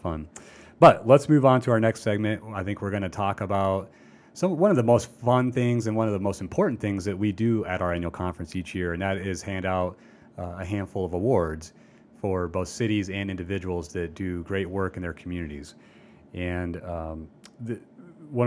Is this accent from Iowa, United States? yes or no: yes; Iowa City, Iowa, United States; That's the city of Iowa City, my hometown